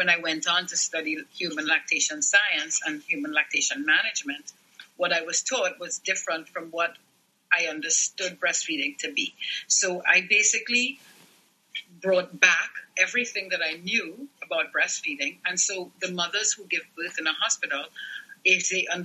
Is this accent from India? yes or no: no; Trinidad & Tobago; moved away as an adult; I was born and raised in Trinidad and Tobago